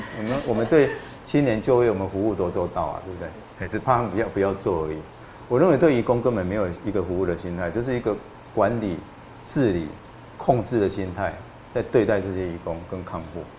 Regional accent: Taiwan; 像我们台湾人的劳雇关系一样就好了。

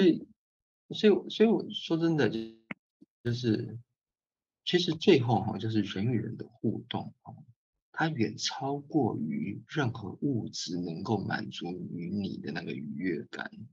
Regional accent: Keelung, Taiwan; 我也是基隆人

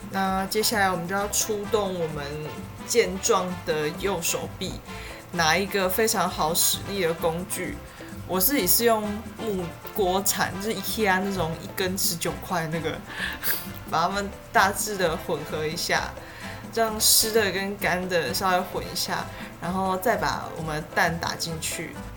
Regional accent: Tainan, Taiwan; 我是台南人

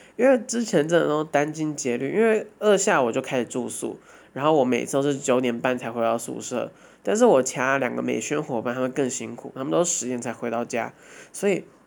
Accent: Hsinchu, Taiwan; 因为我们要刚好出生在台湾，然后刚好出生在新竹

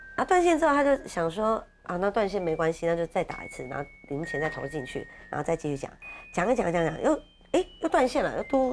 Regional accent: Keelung, Taiwan; 因为我是基隆人

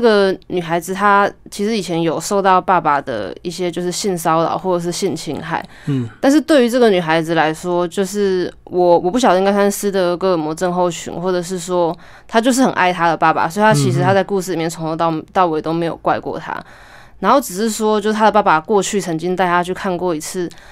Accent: Taitung County, Taiwan; moved away as an adult; 我就回到我的故乡台东，然后在那边读那个台东大学的儿童文学研究所

